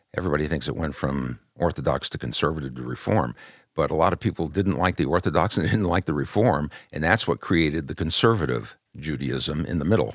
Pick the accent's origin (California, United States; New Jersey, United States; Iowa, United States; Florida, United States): California, United States; Southern; also born or lived in Brooklyn, New York; we came into, uh, California when I was still a young kid in elementary school